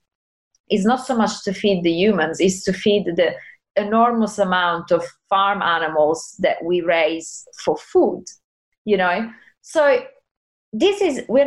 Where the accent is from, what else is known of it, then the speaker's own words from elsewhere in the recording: Italy; I'm from Italy. I was raised eating everything